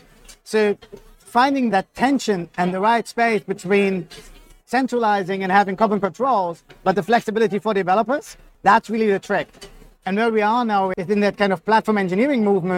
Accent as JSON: {"language": "English", "country": "Germany", "moved": "yes", "lives_now": "Australia", "said": "I'm from Germany, so very kind of structured in thinking"}